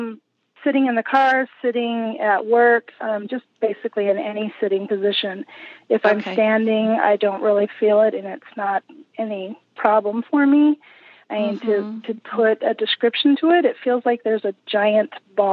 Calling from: Minnesota, United States; I'm calling from Minnesota.

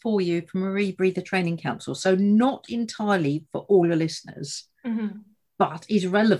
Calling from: East of England, United Kingdom; So today I'm out and about, and I'm in the heartlands of Essex

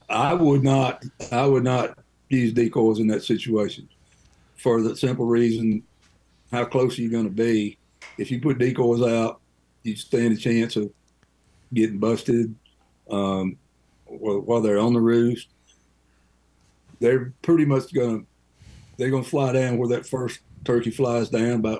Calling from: Brookville, Ohio, United States; from Brookville, Ohio.

